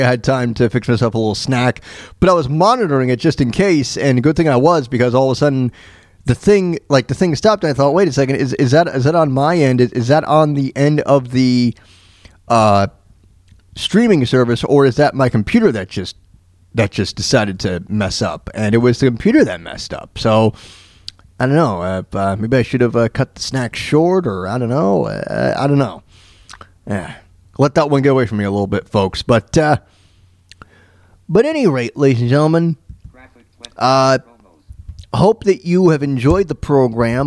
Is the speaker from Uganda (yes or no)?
no; Tampa, Florida, United States; also born or lived in Mount Kisco, New York; now in Leavenworth, United States; When I was growing up in Tampa